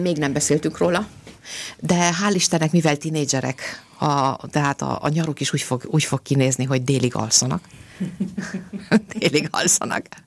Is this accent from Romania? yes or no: yes; Romania; now in Austria; én Romániában nőttem föl